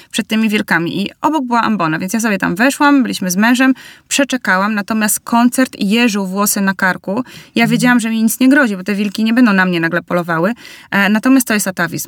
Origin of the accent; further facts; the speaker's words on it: Bielsk Podlaski, Podlaskie Voivodeship, Poland; wychowywałam się w małym mieście, w Bielsku Podlaskim